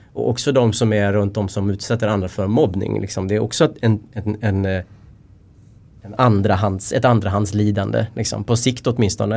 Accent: Linghed, Dalarna County, Sweden; also born or lived in Västergötland; jag är uppvuxen i en liten by utanför Falun i Dalarna som heter Linghed.

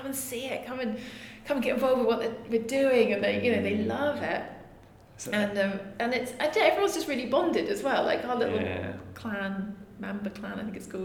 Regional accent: London, United Kingdom; I'm from London, West London

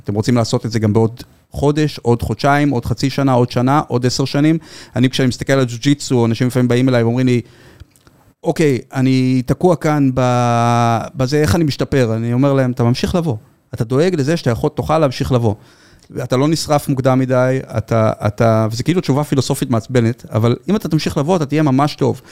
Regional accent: Givatayim, Tel Aviv District, Israel; אני גדלתי בילדות די מוגנת, אתם יכולים לתאר לעצמכם בגבעתיים.

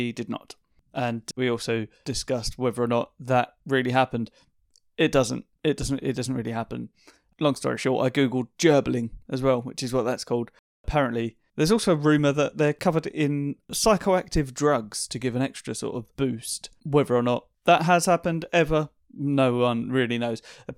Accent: East of England, United Kingdom; It's the first time we've spoken, actually. We're both from Essex.

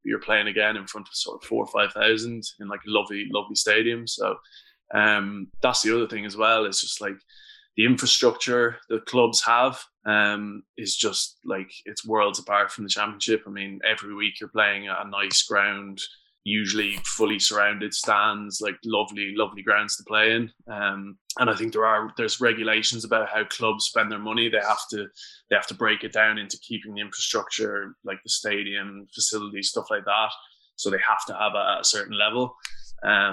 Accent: Ireland; speaking as an Irish guy

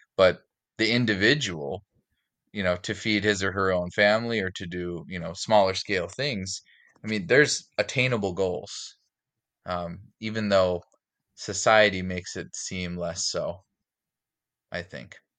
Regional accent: Fargo, North Dakota, United States; now in Minneapolis, United States; I grew up in Fargo, North Dakota, and, uh, now I live in, in the Minneapolis, the greater Minneapolis area

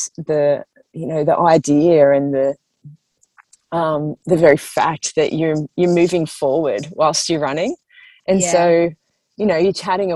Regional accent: Grays Point, New South Wales, Australia; I grew up in Grace Point. It's a little leafy town in the Sutherland Shire.

